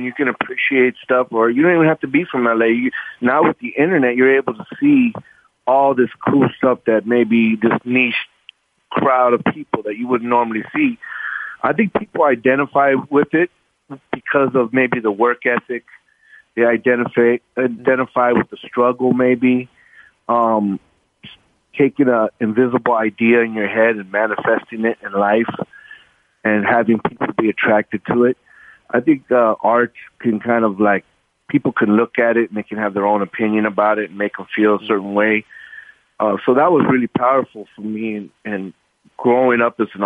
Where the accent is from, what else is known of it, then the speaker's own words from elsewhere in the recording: Los Angeles, California, United States; we're just two local L.A. kids that born and raised right here, and we're from Mexican descent